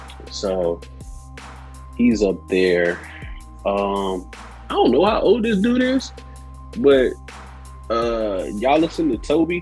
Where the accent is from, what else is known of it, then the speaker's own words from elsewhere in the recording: Chesapeake, Virginia, United States; I'm from Chesapeake, Virginia.